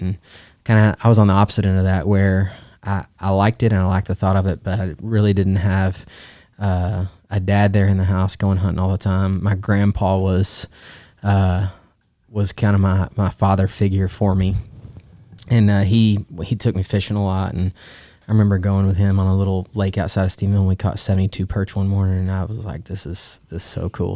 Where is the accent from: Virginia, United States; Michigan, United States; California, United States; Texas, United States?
Texas, United States; Stephenville; I grew up in Stephenville, we're in Central Texas.